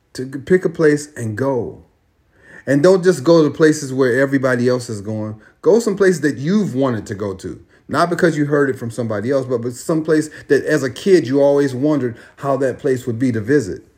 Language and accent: English; California, United States; moved away; I live in California. California is amazing. California, I grew up in California and didn't know California until I came back